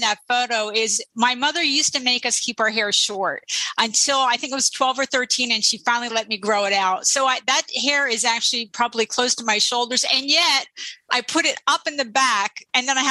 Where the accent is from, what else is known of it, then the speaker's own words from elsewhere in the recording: New Jersey, United States; also born or lived in Philadelphia; I grew up in South Jersey